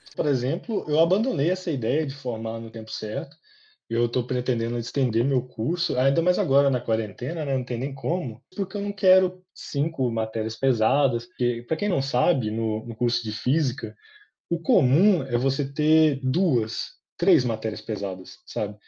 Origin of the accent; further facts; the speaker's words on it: Guaraciaba, Minas Gerais, Brazil; moved away as an adult; now in Viçosa, Brazil; Vim de uma cidadezinha pequena, Guaraciaba, agora estou morando em Viçosa